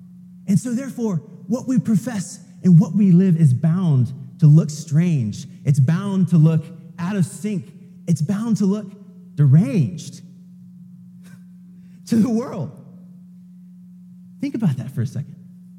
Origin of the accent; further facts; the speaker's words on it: United States; it's actually not what we as American Christians have come to think.